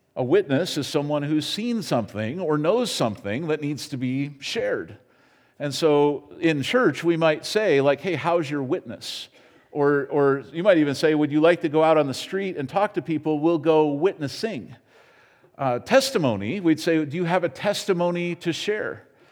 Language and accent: English; United States; as an American